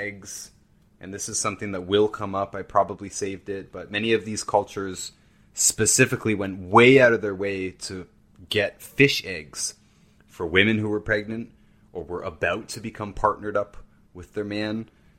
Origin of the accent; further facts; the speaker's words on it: near Brantford, Ontario, Canada; This is not far from where I grew up. Brantford, Ontario.